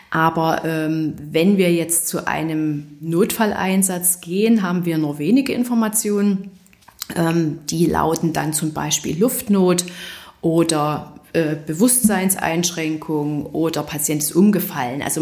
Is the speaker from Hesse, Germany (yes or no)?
no; Saxony, Germany; ein Hineinwachsen ähm, in der Verbindung, dass man aus der Region stammt